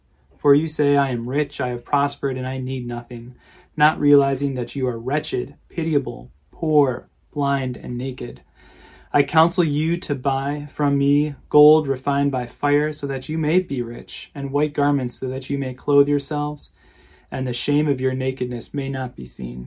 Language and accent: English; Lansing, Michigan, United States; a family that I grew up around in Lansing